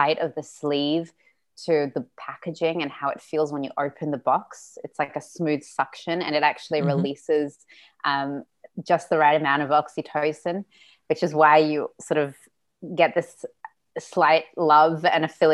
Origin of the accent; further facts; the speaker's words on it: Sydney, New South Wales, Australia; first language Russian; English is a second language; So we're from Odessa, I was born in Sydney. So Russian is still my first language, so I'm very European